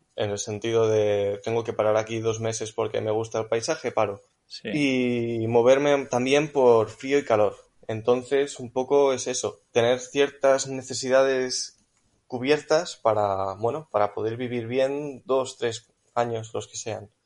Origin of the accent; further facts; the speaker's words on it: Catalonia, Spain; Pues yo soy de Cataluña.